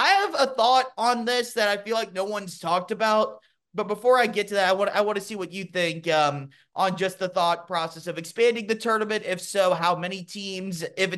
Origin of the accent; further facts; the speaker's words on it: Louisville, Kentucky, United States; Just because I used to be that guy, you know, growing up in Louisville